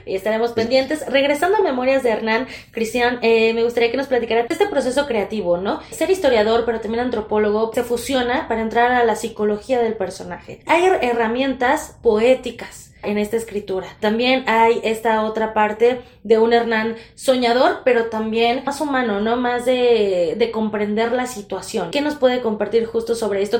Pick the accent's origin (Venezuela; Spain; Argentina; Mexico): Mexico; en nuestro día a día como mexicanos